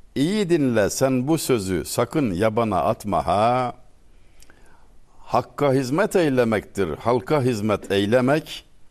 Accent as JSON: {"language": "Turkish", "region": "Denizli", "country": "Turkey", "said": "Ben Denizliliyim"}